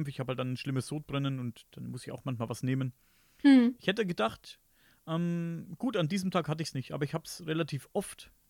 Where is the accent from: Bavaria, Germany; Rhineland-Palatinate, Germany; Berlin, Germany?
Bavaria, Germany; Und ich bin ja Oberfranke.